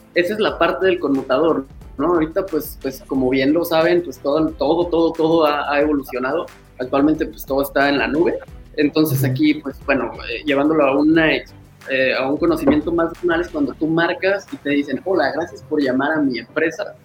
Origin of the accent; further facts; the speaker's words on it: Puebla, Mexico; also born or lived in Guadalajara; regresé a Puebla, yo soy de Puebla, eh, regresé a Puebla aquí